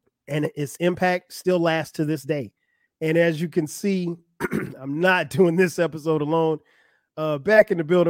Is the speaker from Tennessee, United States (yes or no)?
no; South Carolina, United States; I grew up in South Carolina.